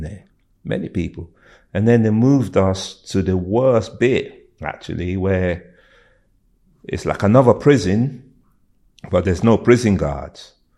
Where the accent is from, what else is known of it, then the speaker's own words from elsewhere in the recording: London, United Kingdom; moved away as an adult; also born or lived in Thailand; I grew up in the West End